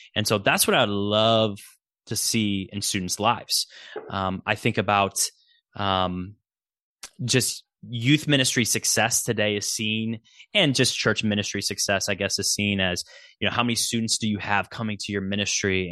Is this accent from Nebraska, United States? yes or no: yes; Nebraska, United States; I'm a Huskers fan because I'm from Nebraska